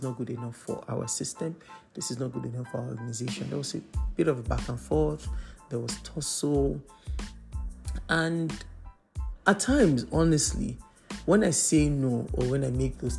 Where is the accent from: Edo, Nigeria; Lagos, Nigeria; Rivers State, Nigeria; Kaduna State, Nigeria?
Lagos, Nigeria; I grew up in Lagos, Nigeria